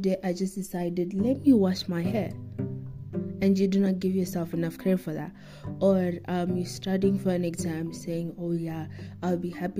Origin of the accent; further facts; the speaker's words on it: South Africa; me as a South African, me as an African